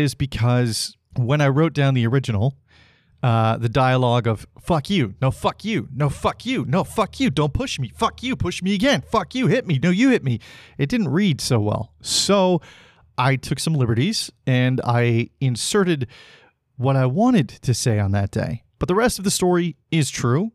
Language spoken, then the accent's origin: English; Salmon Arm, British Columbia, Canada; moved away; my hometown of Salmon Arm. And that's a great place to have grown up